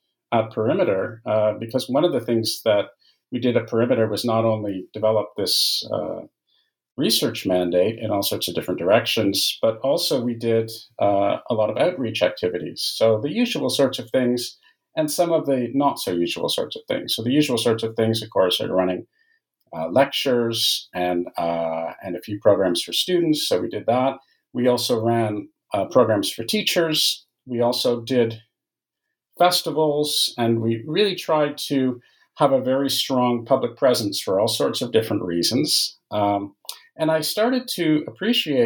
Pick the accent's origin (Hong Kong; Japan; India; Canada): Canada; moved away; I'm Canadian by origin, and those degrees were in Canada